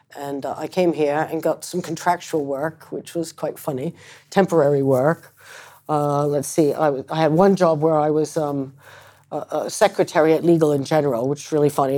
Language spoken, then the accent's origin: English; Concord, Massachusetts, United States; moved away; also born or lived in Ireland; I was adopted from Ireland by, uh, American parents and, um, uh, grew up in Concord, Massachusetts